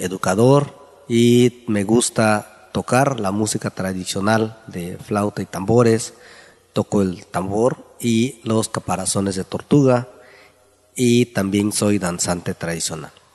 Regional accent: San Mateo del Mar, Oaxaca, Mexico; first language Ombeayiüts (Huave); Spanish is a second language; soy originario de San Mateo del Mar, hablante del Ombiayetz

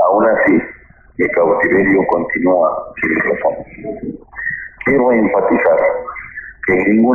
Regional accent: Sierra Mazateca, Oaxaca, Mexico; de la Sierra Mazateca de Oaxaca, donde nací indígena.

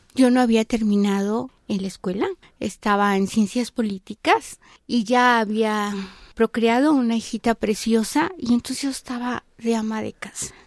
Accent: Mexico

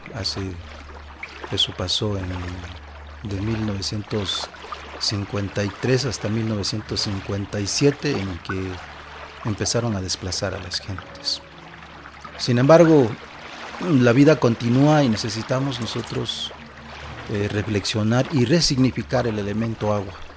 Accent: San Miguel Soyaltepec, Oaxaca, Mexico; Soy del municipio de San Miguel Soyaltepec

